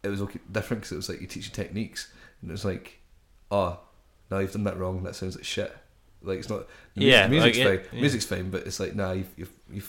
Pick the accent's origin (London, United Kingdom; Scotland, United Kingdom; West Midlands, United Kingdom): Scotland, United Kingdom; Paisley; I was born in Paisley. So was my dad